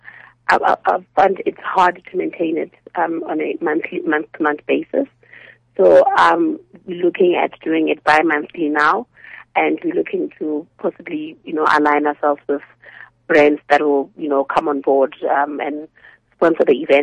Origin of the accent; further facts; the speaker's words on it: Polokwane, Limpopo, South Africa; Polokwane, with my hometown